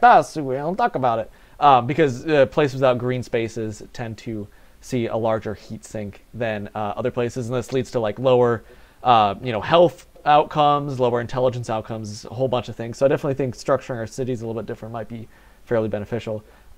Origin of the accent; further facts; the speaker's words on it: Ireland; I'm an Irishman. We need big potato.